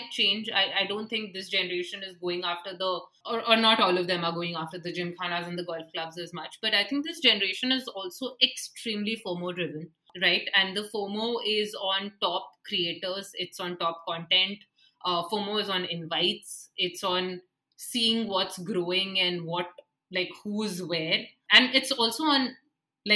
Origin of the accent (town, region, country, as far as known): India